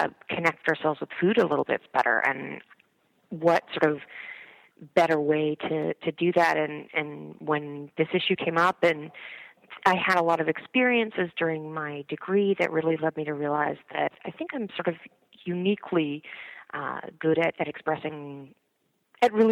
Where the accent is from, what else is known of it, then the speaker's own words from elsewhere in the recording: Canada; moved away as an adult; now in New York City, United States; I grew up in Canada, and I moved to New York City about 4 years ago